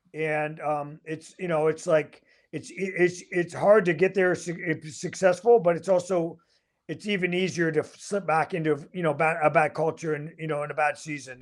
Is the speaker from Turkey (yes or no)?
no; Canada; also born or lived in Michigan; I'm Canadian